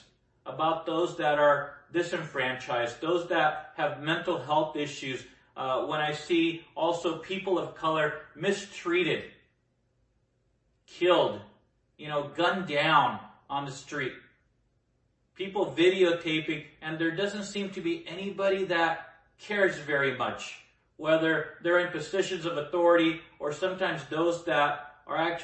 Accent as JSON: {"language": "English", "country": "Nicaragua", "moved": "yes", "lives_now": "United States", "said": "I come from Nicaragua, a war-torn place. I came here during the Civil War"}